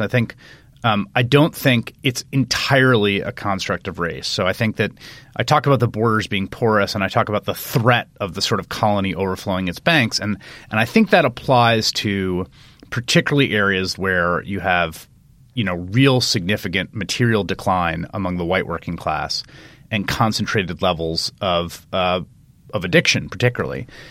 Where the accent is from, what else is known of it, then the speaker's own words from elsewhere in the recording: New York City, New York, United States; I grew up in New York, in the Bronx, in the, in the eighties and nineties